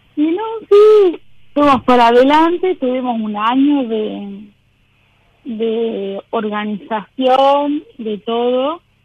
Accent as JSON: {"language": "Spanish", "town": "San Miguel de Tucumán", "region": "Tucumán", "country": "Argentina", "said": "Soy de Tucumán"}